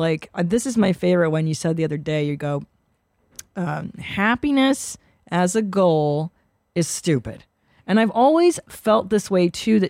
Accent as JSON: {"language": "English", "country": "United States", "said": "because we're American"}